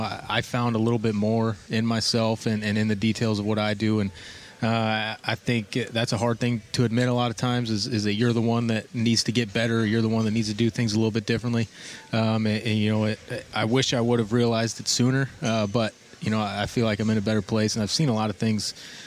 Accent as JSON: {"language": "English", "town": "Utica", "region": "Nebraska", "country": "United States", "tie": "born or raised there", "said": "I born and raised in Nebraska. Went to college there. Grew up in a small town of Utica, which is about 800 people. Then in my last year of high school, moved to Kearney"}